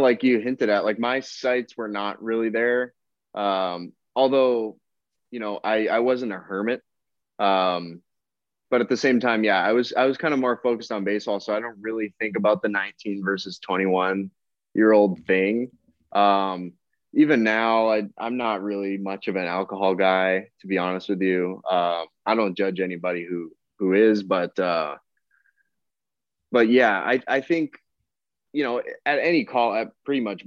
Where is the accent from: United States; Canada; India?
Canada; Windsor, Ontario; I'm from Windsor